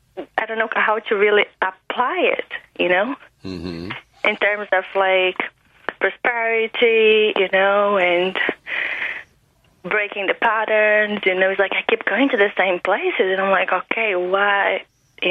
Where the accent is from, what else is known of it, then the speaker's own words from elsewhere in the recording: Brazil; English is a second language; now in West Palm Beach, United States; I'm from Brazil.